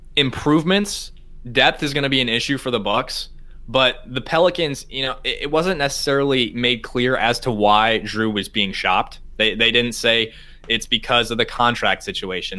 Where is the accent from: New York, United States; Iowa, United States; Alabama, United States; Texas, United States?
Iowa, United States; now in Madison, United States; I'm from Iowa, really small town papers in Iowa